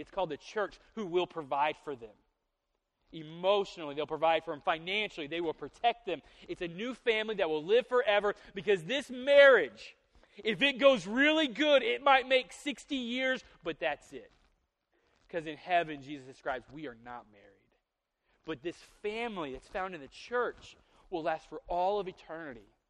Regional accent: the South, United States; I'm from the South

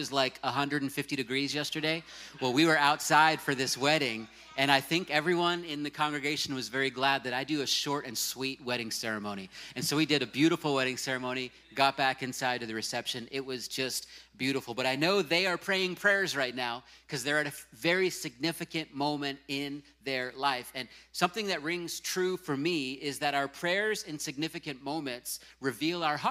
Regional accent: Virginia Beach, Virginia, United States; moved away; my hometown of Virginia Beach

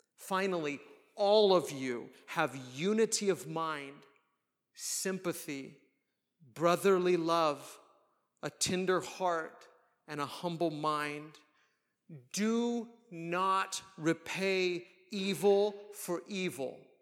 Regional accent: United States; we as American Christians

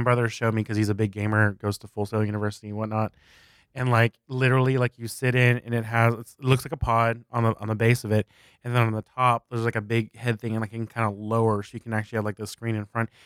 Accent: South Texas, United States; moved away as an adult; we moved our entire family from South Texas to, uh, East Texas

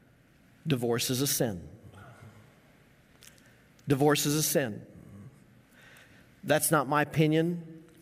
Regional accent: Greeley, Colorado, United States; growing up in Greeley, Colorado

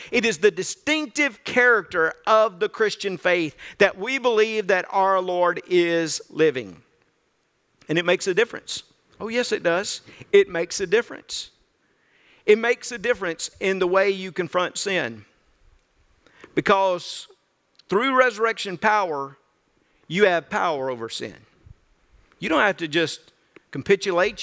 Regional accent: Birmingham Ridge, Mississippi, United States; moved away; also born or lived in Zachary; growing up on Birmingham Ridge in North Mississippi, I didn't venture out a whole lot

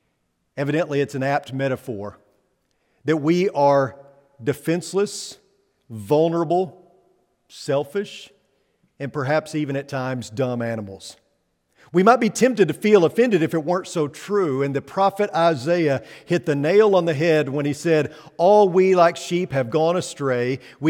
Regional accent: Missouri, United States; But where I come from the Holy Land, which is Missouri, where I come from, there actually were a lot of sheep.

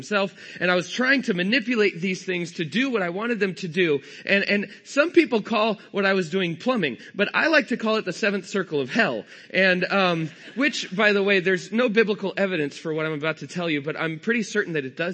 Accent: California, United States; I'm from California. I don't have a Texas accent.

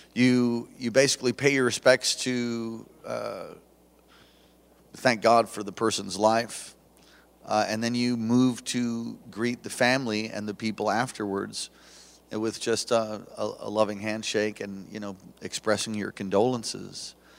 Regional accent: East Coast, United States; now in Hawaii, United States; I was raised in the East Coast

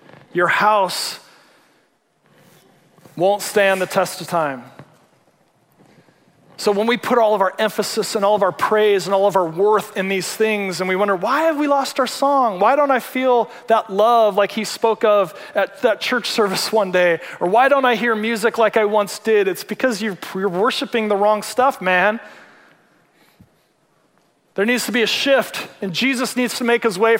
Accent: Seattle, Washington, United States; I'm from the Seattle area

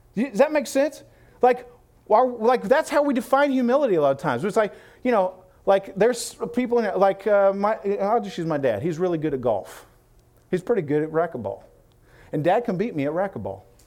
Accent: Illinois, United States; I'm from Illinois.

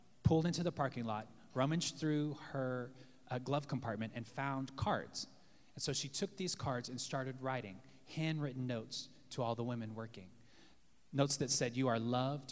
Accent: the South, United States; now in New York City, United States; Growing up in the South

